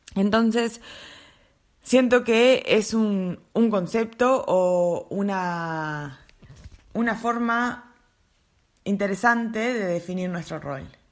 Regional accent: Montevideo, Uruguay; moved away as an adult; also born or lived in New Zealand; now in Glasgow, United Kingdom; soy uruguaya de Montevideo y actualmente vivo en la ciudad de Glasgow, en Escocia

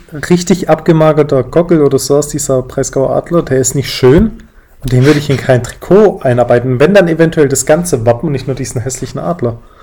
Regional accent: Stuttgart, Baden-Württemberg, Germany; now in Berlin, Germany; Ich komme ursprünglich aus Stuttgart, lebe jetzt aber auch in Berlin.

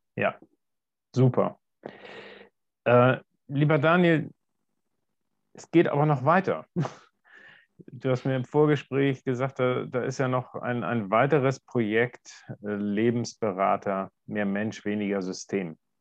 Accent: Germany; bei uns in Deutschland

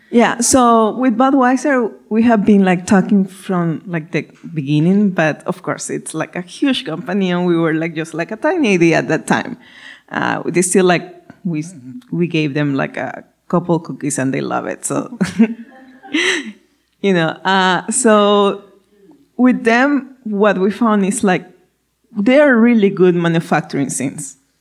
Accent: Ecuador; first language Spanish; English is a second language; moved away; as you can hear my accent, I'm from I'm Spanish speaking, I'm from Ecuador.

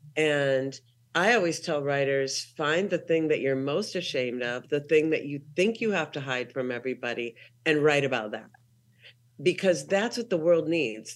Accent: Minneapolis, Minnesota, United States; moved away as an adult; also born or lived in Salt Lake City, Utah / Portland, Oregon / Los Angeles, California / Columbus, Ohio; I'm from Minneapolis, Minnesota. Um, I left when I was nineteen

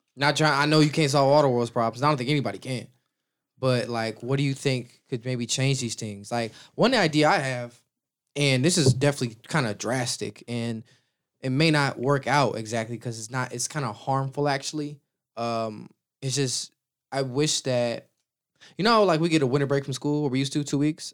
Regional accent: Chicago, Illinois, United States; growing up in Chicago

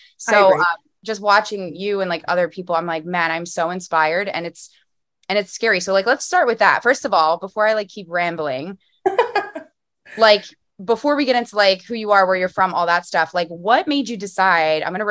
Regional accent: Philadelphia, Pennsylvania, United States; I'm a Philly girl

